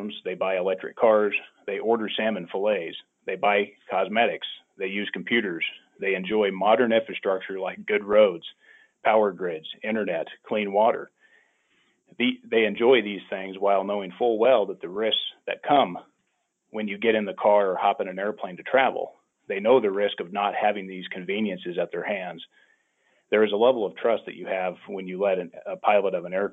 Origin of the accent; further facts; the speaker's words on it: Oregon, United States; I'm from Oregon